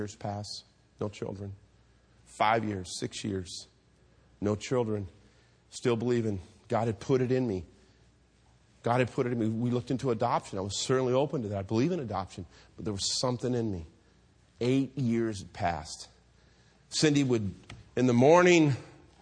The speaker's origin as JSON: {"language": "English", "town": "Hayward", "region": "California", "country": "United States", "tie": "born or raised there", "said": "I grew up here in Hayward"}